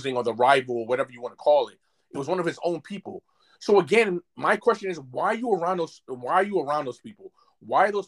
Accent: New York City, New York, United States; I'm from Brooklyn, New York

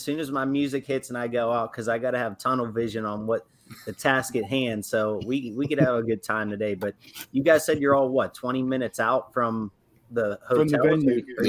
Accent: Pittsburgh, Pennsylvania, United States; who I'm from Pittsburgh in my rookie year

